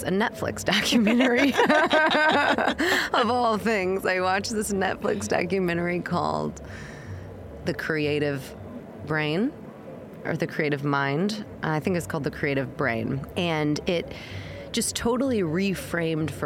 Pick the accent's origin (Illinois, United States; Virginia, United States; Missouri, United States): Missouri, United States; moved away as an adult; also born or lived in New York City, United States; now in London, United Kingdom; I'm from a more conservative place in America. I'm from Missouri